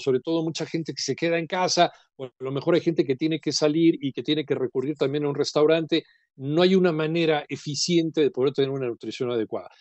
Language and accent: Spanish; Mexico; somos los mexicanos